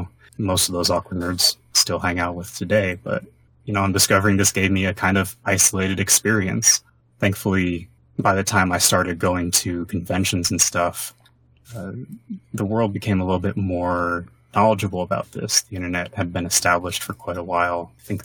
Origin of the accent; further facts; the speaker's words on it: Atlanta, Georgia, United States; Growing up in Atlanta, there's quite the diverse group of people there, too.